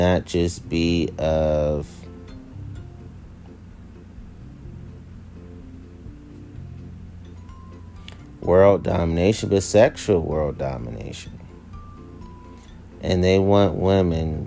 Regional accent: Washington, District of Columbia, United States; if I say I'm from Washington, D.C., which I am. I'm a native Washingtonian

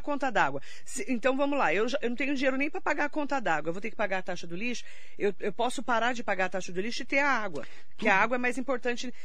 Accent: Mogi das Cruzes, São Paulo, Brazil; nós que somos de Mogi

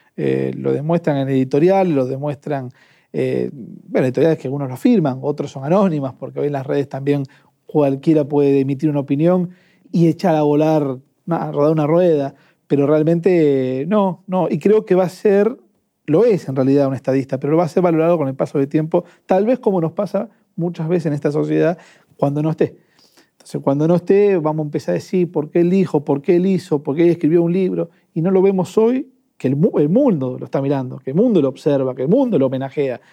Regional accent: Avellaneda, Buenos Aires Province, Argentina; Yo soy de Avellaneda

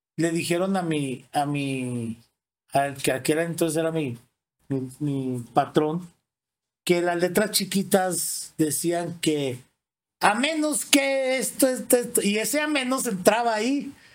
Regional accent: Torreón, Coahuila, Mexico; yo desde muy chico, mi abuela era la dueña de una, se llama Departamento de Curiosidades en el aeropuerto de Torreón, Coahuila

